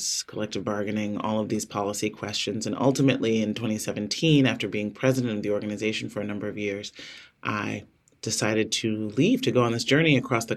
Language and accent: English; Chicago, Illinois, United States; I was born on the South Side of Chicago.